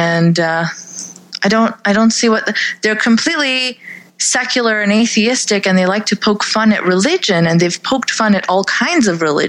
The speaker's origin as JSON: {"language": "English", "country": "Canada", "said": "I am a Pakistani Canadian sex and religion and politics blogger"}